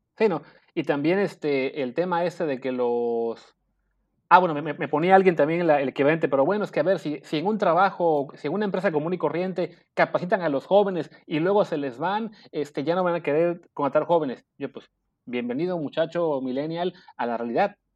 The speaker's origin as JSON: {"language": "Spanish", "country": "Mexico"}